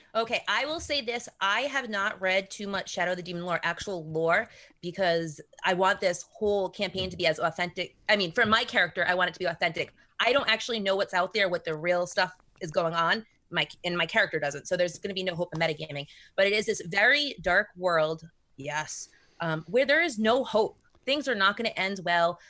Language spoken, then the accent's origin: English; Rhode Island, United States; So I'm from Rhode Island